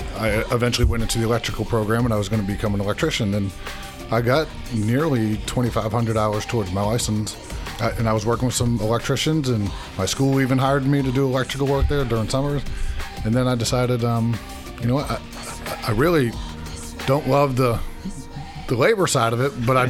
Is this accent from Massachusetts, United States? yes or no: yes; Massachusetts, United States; moved away; I'm from Massachusetts